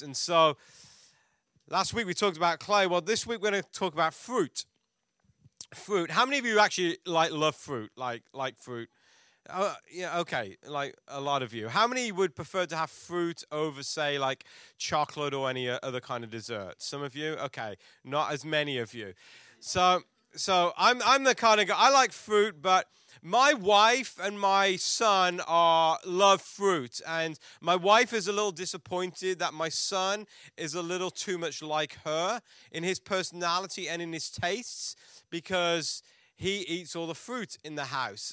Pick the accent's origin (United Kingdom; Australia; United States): United Kingdom; England; moved away; we're from England